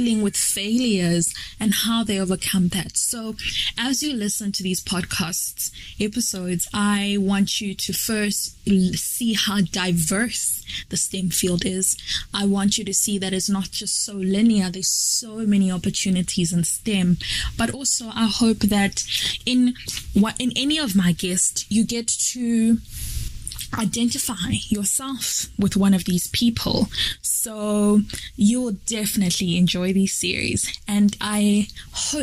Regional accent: Malawi; moved away as an adult; now in South Africa; I'm from Malawi, but currently living and studying in South Africa.

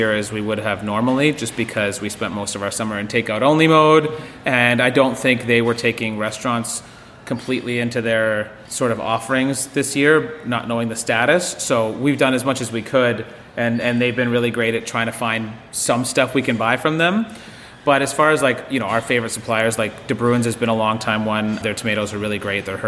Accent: Thunder Bay, Ontario, Canada; when I grew up cooking in Thunder Bay

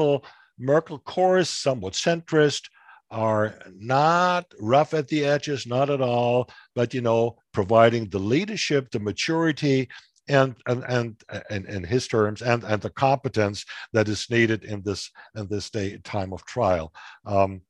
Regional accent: Hesse, Germany; my home state of Hesse

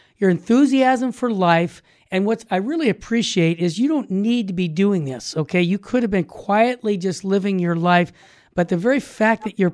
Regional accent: Tucson, Arizona, United States; I was born in Tucson, Arizona, so I'm really an Arizonan.

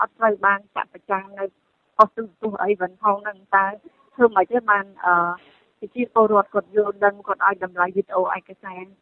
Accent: Cambodia

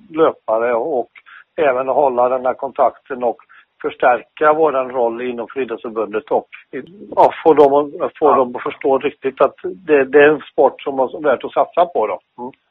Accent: Skövde, Västra Götaland, Sweden; born or raised there; also born or lived in Finland

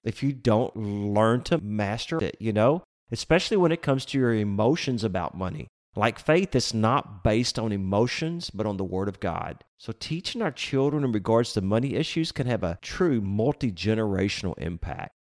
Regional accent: Lake Jackson, Texas, United States; I grew up in Lake Jackson, and when I was a kid, that was about five or six thousand people

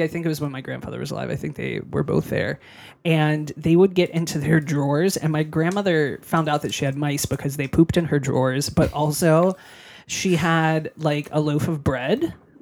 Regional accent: United States; also born or lived in Liverpool, United Kingdom; the US

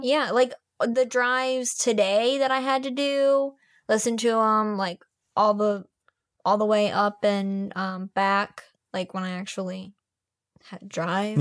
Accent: Maryland, United States

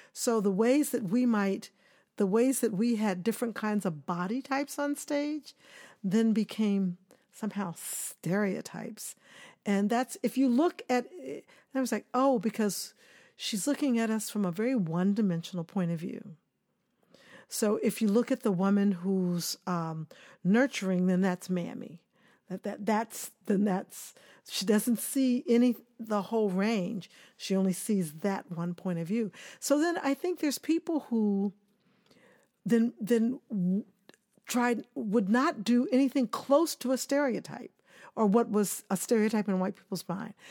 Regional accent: Kansas City, Missouri, United States; moved away; also born or lived in Tallahassee, Florida / New York; I grew up in Kansas City, Missouri

